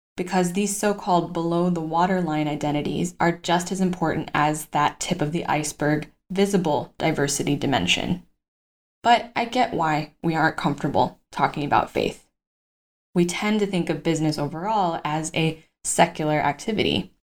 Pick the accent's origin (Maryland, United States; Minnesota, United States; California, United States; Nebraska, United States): California, United States; Los Angeles; now in Madrid, Spain; my home state of California